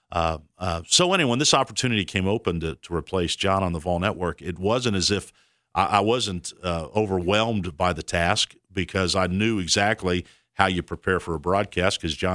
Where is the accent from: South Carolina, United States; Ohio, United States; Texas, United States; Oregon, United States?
Texas, United States; born there; We're in Texas. That I was born in Texas, and so we're in Texas, Fort Worth.